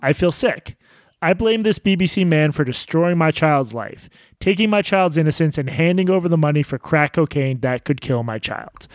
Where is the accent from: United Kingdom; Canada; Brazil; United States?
United States; as an American journalist